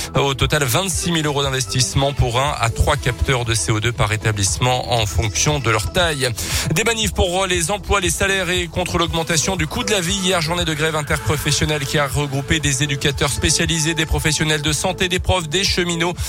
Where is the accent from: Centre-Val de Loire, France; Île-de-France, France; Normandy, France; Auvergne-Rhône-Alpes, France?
Auvergne-Rhône-Alpes, France; chez nous en Auvergne